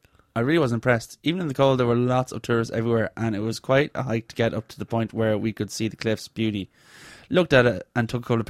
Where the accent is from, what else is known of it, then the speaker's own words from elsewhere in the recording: Ireland; The Guinness is possibly the worst I've ever had in Ireland. And I'm Irish.